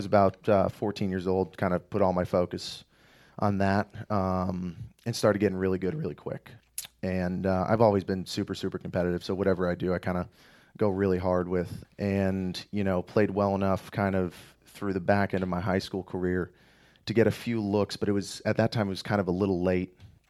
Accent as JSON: {"language": "English", "town": "DuPont", "region": "Pennsylvania", "country": "United States", "tie": "born or raised there", "said": "So I grew up in a very small town just outside of Scranton, PA, called DuPont."}